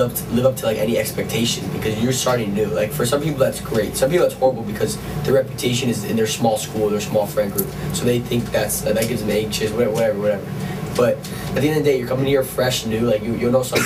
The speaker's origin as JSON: {"language": "English", "town": "Miami", "region": "Florida", "country": "United States", "moved": "as an adult", "said": "I'm from Miami, as is Corey and Elliot and Mark and kind of Ben"}